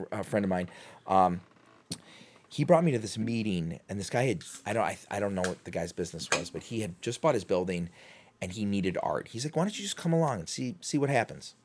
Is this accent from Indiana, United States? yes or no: no; Chicago, Illinois, United States; now in Cleveland, United States; I'm from Chicago